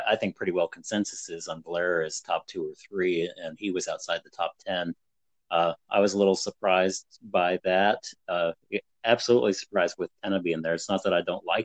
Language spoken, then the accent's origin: English; Northeast Ohio, United States; born or raised there